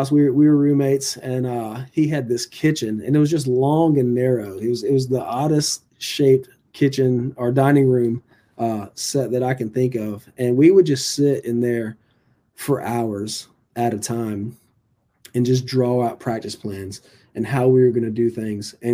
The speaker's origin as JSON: {"language": "English", "region": "North Carolina", "country": "United States", "said": "even though I was from Bertie County, I, I really didn't know where Lawrence Academy was."}